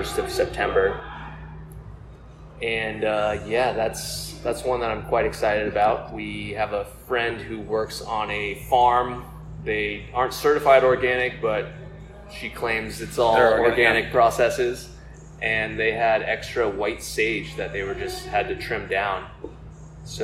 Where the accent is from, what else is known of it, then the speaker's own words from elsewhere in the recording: North County San Diego, California, United States; I grew up in North County.